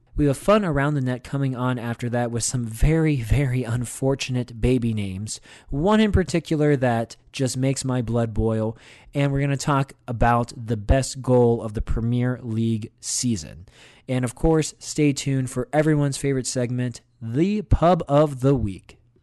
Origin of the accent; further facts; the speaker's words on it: Pennsylvania, United States; moved away; my home state of Pennsylvania